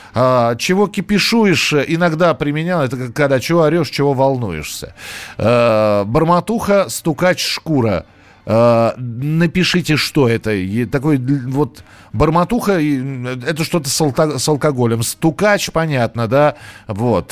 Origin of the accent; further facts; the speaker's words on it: Moscow, Russia; у нас в Москве